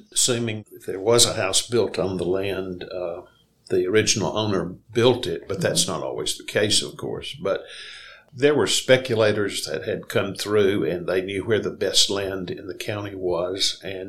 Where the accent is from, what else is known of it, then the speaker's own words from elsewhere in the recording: Athens, Alabama, United States; I kind of felt like I grew up in Mayberry mm-hmm. in that era, living in Athens, and we traveled around on our bicycles all over town.